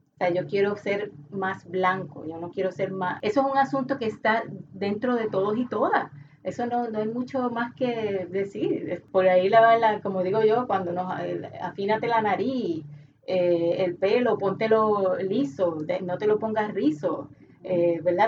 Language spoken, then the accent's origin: Spanish; Puerto Rico; nosotros mismos como puertorriqueños